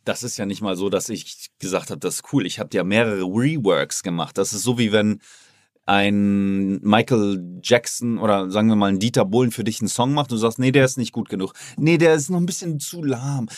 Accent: Oldenburg, Lower Saxony, Germany; now in Miami, United States; ich komme zurück in meine Heimat, da wo ich klein war und nichts hatte

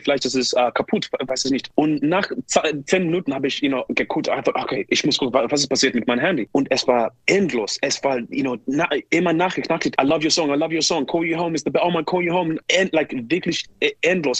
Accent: Zimbabwe; German is a second language; moved away; ich bin in Zimbabwe geboren

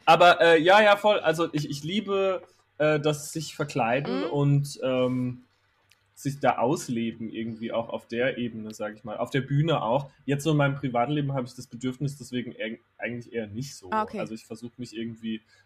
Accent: Herxheim bei Landau, Rhineland-Palatinate, Germany; moved away as an adult; also born or lived in Kandel; ich bin in Kandel geboren, weil in Herxheim bei Landau in der Pfalz, wo ich aufgewachsen Ach. bin, gibt es kein Krankenhaus.

